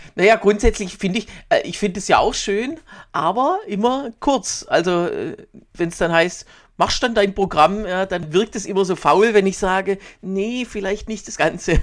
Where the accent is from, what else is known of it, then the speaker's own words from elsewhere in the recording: Swabia, Baden-Württemberg, Germany; accent: Swabian; now in Berlin, Germany; Ich bin noch nicht, muss ich zugeben, noch nicht ins Schwäbische verfallen